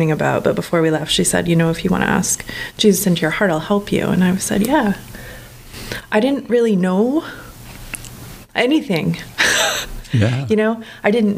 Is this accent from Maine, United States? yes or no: yes; Hampden, Maine, United States; I grew up in Hamden, Maine